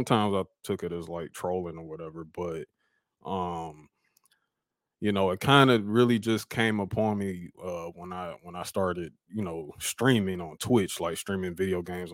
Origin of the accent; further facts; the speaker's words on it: Detroit, Michigan, United States; We're both from Detroit. Funny thing, Ant's from the west side. I'm from the east side originally.